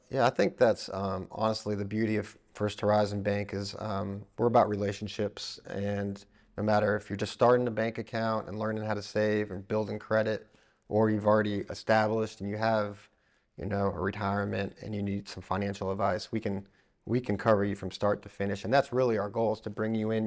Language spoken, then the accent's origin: English; Florida, United States; now in East Tennessee, United States; I grew up in Florida